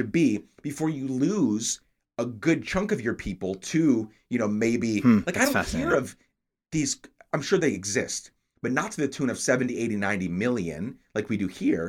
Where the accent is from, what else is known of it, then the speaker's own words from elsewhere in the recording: New York, United States; And then my parents, so we're from New York.